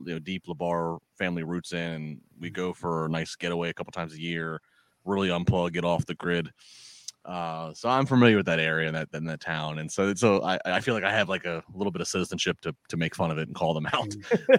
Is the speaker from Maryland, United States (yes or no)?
yes; Maryland, United States; I grew up in the Chesapeake Bay in Maryland.